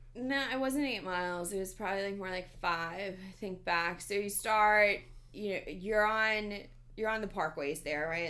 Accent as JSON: {"language": "English", "town": "New York City", "region": "New York", "country": "United States", "tie": "born or raised there", "said": "I grew up in the Bronx."}